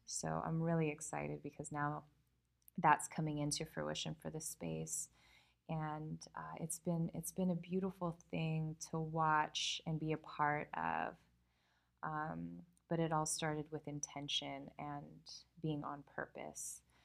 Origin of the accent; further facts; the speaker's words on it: California, United States; I'm from California